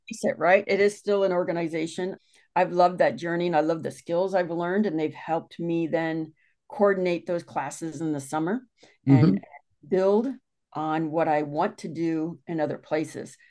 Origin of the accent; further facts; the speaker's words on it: Westerville, Ohio, United States; I grew up in Ohio mm-hmm. and moved to a little town called Westerville